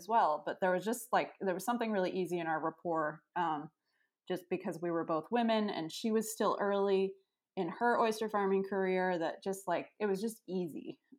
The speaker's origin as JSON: {"language": "English", "town": "Freeport", "region": "Maine", "country": "United States", "tie": "born or raised there", "also_born_or_lived": "Bath, Maine", "said": "I grew up in Freeport, Maine, which is about 20 minutes away from where I live now."}